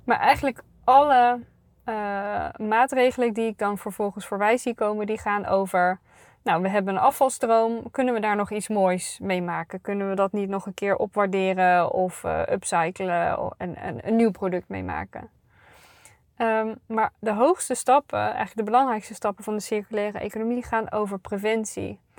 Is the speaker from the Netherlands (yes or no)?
yes; North Brabant, Netherlands; ik ben een Brabantse